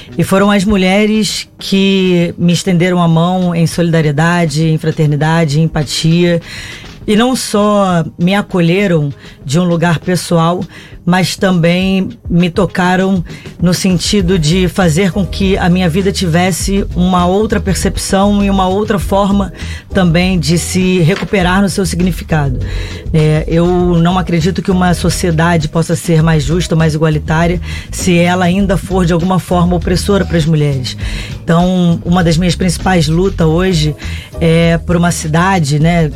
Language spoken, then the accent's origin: Portuguese; Brazil; enquanto brasileira